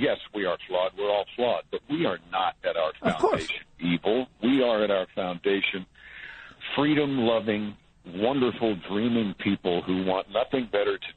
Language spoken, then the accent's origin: English; Mount Kisco, New York, United States; I'm from Mount Kisco